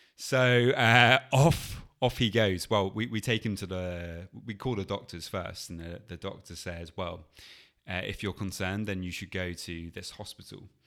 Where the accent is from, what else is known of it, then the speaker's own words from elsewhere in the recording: England, United Kingdom; we are English and we're in Spain